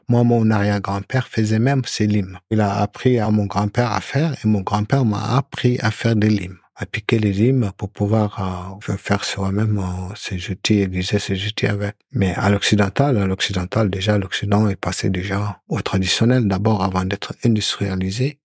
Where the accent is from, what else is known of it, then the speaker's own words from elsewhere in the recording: Mauritania; now in France; je suis originaire de la Mauritanie